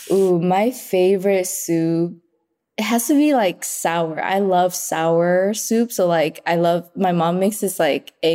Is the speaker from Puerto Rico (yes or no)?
no; Vietnam; moved away; Okay, so growing up in Vietnam, like that Vietnamese food was just like regular food.